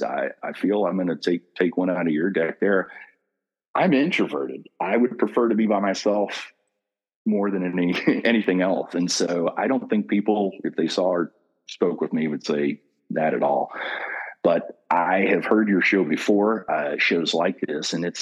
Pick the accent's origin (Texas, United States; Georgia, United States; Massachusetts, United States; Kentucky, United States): Kentucky, United States; Coming from Kentucky was always a tagline. Hey, say it real slow. I'm from Kentucky